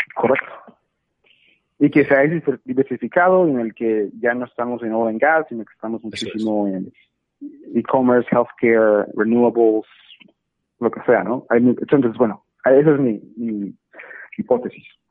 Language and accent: Spanish; Monterrey, Nuevo León, Mexico; now in Dallas, United States; México, donde hoy me encuentro, en mi ciudad natal, en Monterrey